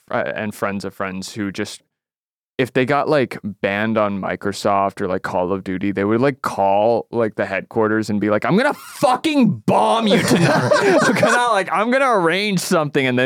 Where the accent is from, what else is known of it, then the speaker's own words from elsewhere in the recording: Canada; I'm Canadian